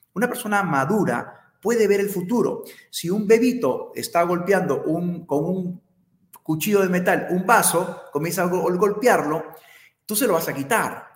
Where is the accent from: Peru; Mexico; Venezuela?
Peru; como peruanos